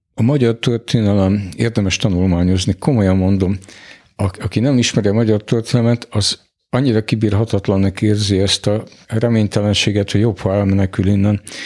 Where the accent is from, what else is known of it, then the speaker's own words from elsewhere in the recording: Hungary; magyarok vagyunk